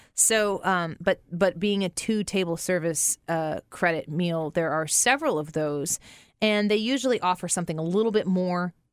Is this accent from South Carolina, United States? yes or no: no; St. Louis, Missouri, United States; I'm from Saint Louis, and we're doing this, uh, podcast out of Saint Louis